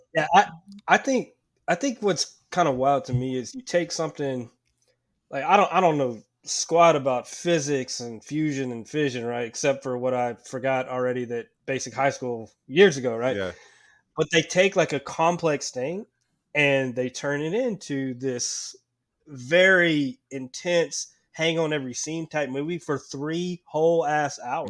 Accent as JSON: {"language": "English", "country": "United States", "said": "as an American"}